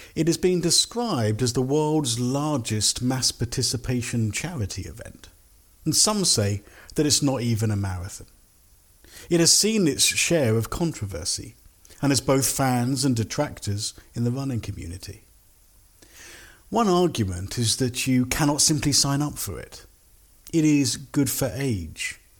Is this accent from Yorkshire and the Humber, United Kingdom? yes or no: no; London, United Kingdom; I'm from London. I've lived here many, many years with gaps in other countries